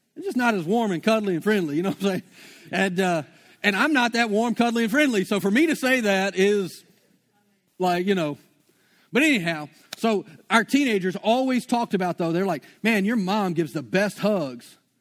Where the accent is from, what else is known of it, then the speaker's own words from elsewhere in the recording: Shreveport, Louisiana, United States; moved away; I'm from Shreveport